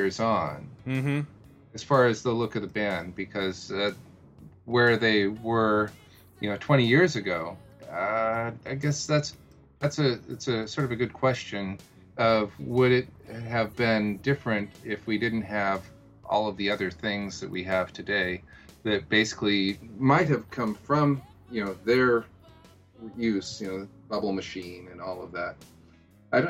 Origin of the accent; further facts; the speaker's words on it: Seattle, Washington, United States; my hometown, Seattle